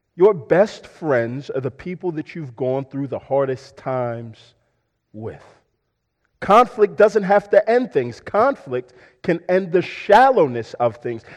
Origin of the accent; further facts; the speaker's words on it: Houston, Texas, United States; I'm from Houston, uh, but I'm also a Houston Texans fan because I'm from Houston.